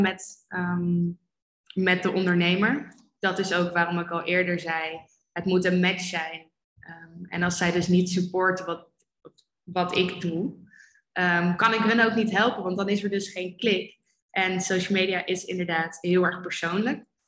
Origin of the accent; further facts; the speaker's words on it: Amersfoort, Utrecht, Netherlands; moved away as an adult; also born or lived in Amsterdam; ik ben geboren en opgegroeid in Amersfoort.